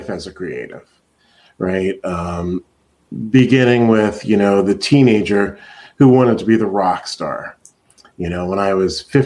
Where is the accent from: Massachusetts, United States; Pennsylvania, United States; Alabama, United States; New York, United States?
Pennsylvania, United States; Reading; moved away as an adult; also born or lived in Los Angeles; now in Seattle, United States; I grew up in Pennsylvania, in Reading, Pennsylvania